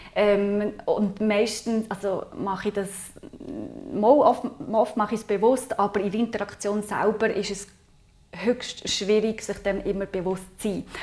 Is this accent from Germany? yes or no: no; Aargau, Switzerland; ich bin im Aargau aufgewachsen